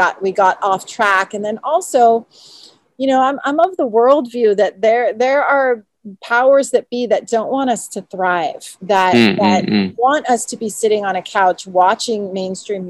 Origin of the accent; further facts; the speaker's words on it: United States; I was born and raised in the United States